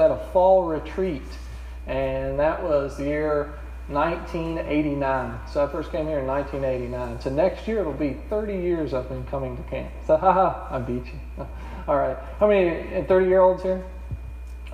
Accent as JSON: {"language": "English", "town": "Roanoke", "region": "Virginia", "country": "United States", "tie": "born or raised there", "also_born_or_lived": "New Zealand / Korea", "moved": "as an adult", "said": "That's my home state, and hometown is in Roanoke, about 3 hours from here."}